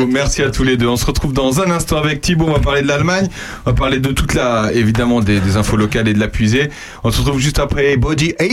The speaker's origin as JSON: {"language": "French", "country": "France", "said": "moi, je suis français, hein, je suis pas allemand, mais je parle allemand quand même."}